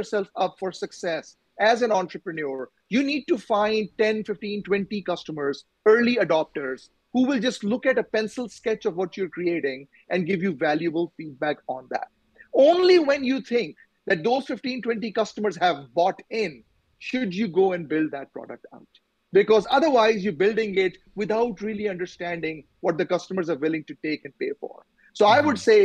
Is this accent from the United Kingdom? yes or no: no; Pakistan; moved away; I'm from Pakistan originally